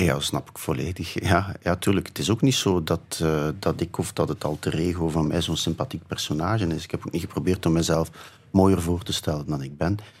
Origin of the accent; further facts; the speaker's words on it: Flanders, Belgium; also born or lived in Ghent; Ik ben in een soort typische Vlaamse verkavelingswijk opgegroeid